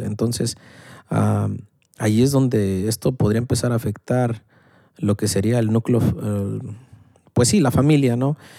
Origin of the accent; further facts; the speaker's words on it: Mexico; la clásica familia mexicana